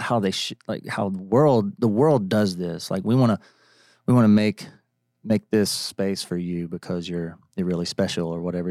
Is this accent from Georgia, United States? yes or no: yes; Atlanta, Georgia, United States; now in Nashville, United States; growing up in Atlanta